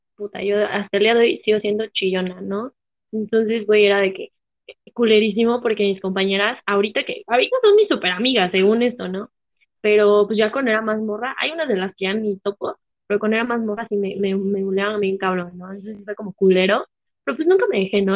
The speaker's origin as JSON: {"language": "Spanish", "country": "Mexico", "said": "yo soy mexa"}